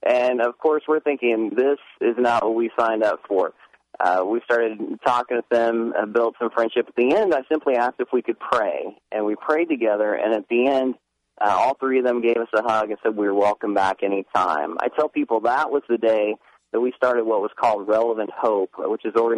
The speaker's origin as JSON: {"language": "English", "region": "Indiana", "country": "United States", "tie": "born or raised there", "moved": "as an adult", "lives_now": "Tennessee, United States", "said": "I moved back to my home state of Indiana prior to living in Tennessee"}